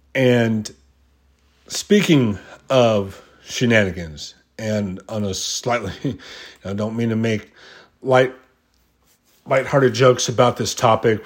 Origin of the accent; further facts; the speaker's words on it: United States; being an American, you know, we, the American fans